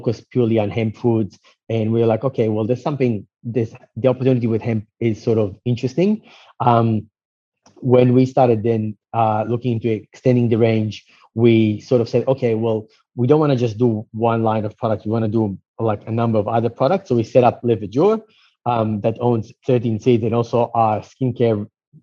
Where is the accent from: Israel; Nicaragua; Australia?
Israel; moved away; I was actually born and raised in Israel